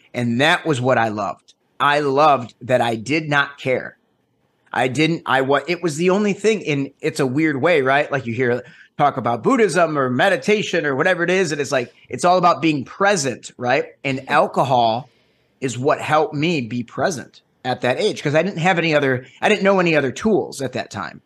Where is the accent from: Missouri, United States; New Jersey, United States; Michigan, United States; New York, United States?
Michigan, United States; Detroit; now in Los Angeles, United States; So I am born and raised originally in, uh, Metro Detroit.